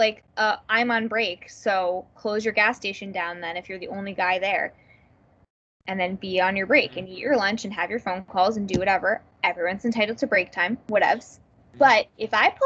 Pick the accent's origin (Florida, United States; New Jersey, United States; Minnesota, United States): New Jersey, United States; I'm from New Jersey